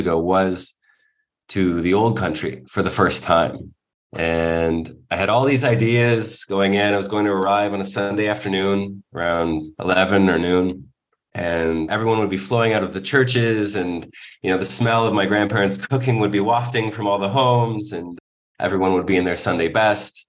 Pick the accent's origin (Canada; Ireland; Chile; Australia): Canada; Toronto, Ontario; growing up in Toronto